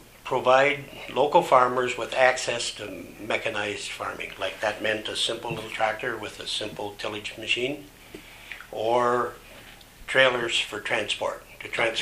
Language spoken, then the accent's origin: English; Toronto, Ontario, Canada; we're from the Toronto area.